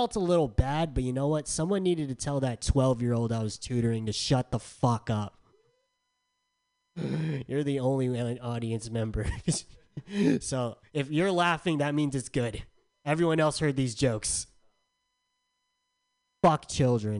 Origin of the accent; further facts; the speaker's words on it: San Diego, California, United States; moved away; I'm from San Diego